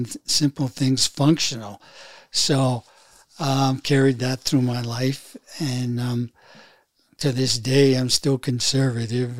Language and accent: English; Fort Kent, Maine, United States; also born or lived in Hartford, Connecticut; we moved into a town called Fort Kent, which is a community town of about 5,000. And there is where I grew up